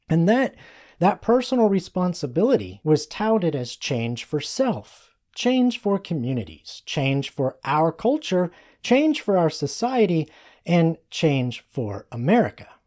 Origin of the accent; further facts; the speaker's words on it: United States; We are American